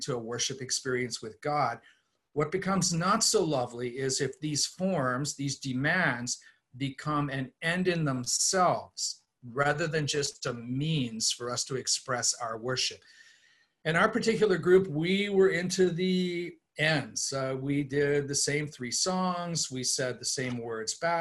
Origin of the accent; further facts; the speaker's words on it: East Coast, United States; I was raised on the East Coast in a liturgical suburban environment